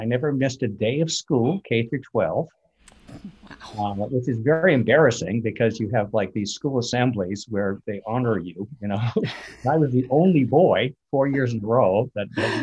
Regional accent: Vermont, United States; grew up in Vermont

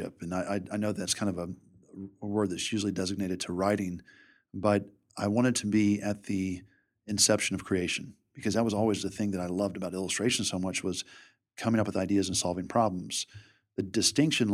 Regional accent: Richmond, Virginia, United States; Richmond's my hometown

